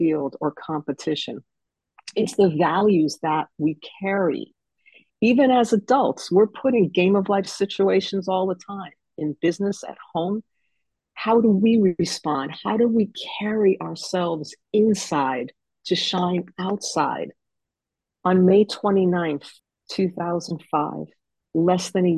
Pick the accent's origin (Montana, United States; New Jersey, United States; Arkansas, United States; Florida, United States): New Jersey, United States; Fort Lee; I grew up in Fort Lee, New Jersey, right across from New York City